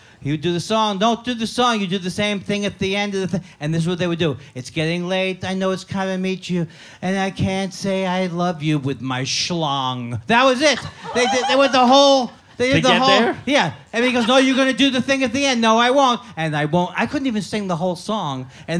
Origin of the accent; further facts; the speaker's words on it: Miami, Florida, United States; Well, I grew up in Miami, Florida, so most of my friends are retired.